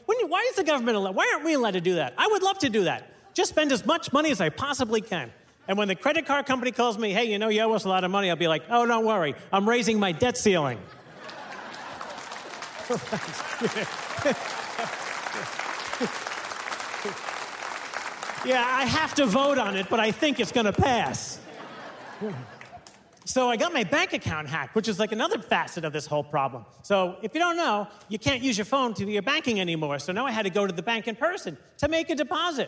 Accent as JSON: {"language": "English", "region": "New York", "country": "United States", "said": "But I'm from New York."}